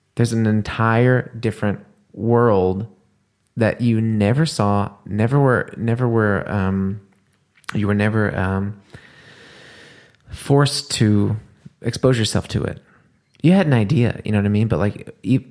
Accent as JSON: {"language": "English", "region": "the South", "country": "United States", "tie": "born or raised there", "also_born_or_lived": "New Orleans", "moved": "as an adult", "lives_now": "Germany", "said": "Growing up in the States, especially in the South"}